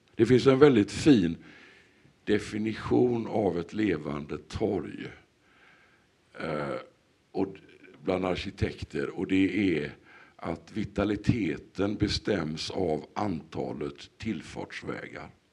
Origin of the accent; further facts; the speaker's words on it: Sweden; vi som svenskar